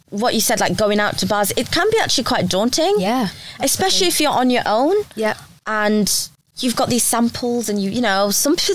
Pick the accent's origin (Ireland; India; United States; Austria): India; I'm Indian, so I come. I've you know lived as part of a big family before.